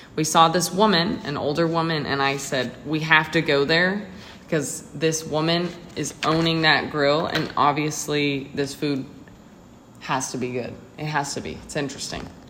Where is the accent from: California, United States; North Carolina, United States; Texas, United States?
Texas, United States; moved away; I'm from Texas